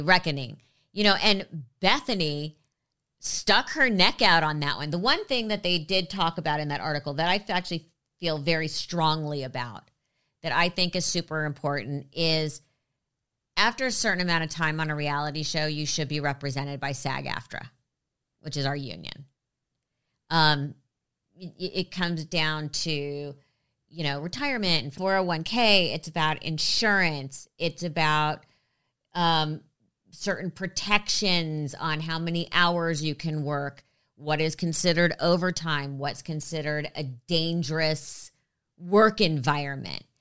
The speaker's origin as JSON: {"language": "English", "town": "Los Angeles", "region": "California", "country": "United States", "tie": "born or raised there", "said": "I grew up in LA. I've been here since I was three."}